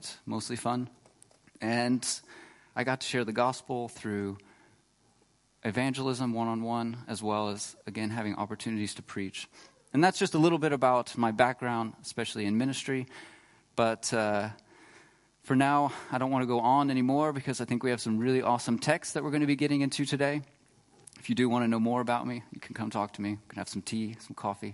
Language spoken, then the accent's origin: English; Texas, United States; moved away as an adult; now in Freiburg, Germany; I was really blessed to grow up in Texas, but I live here now, and I'm really blessed to be in Germany and to call Freiburg my home